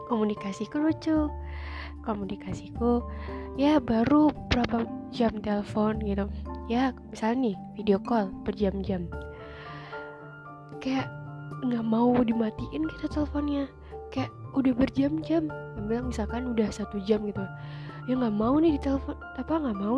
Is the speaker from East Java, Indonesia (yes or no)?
yes; Surabaya, East Java, Indonesia; aku udah LDR nih karena aku asalnya Surabaya dia Jakarta gitu kan